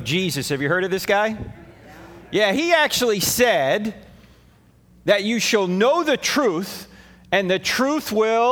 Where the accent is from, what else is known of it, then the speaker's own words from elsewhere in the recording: New Jersey, United States; moved away; I'm originally from New Jersey, all right? So I speak at 150 words a minute with gusts to 350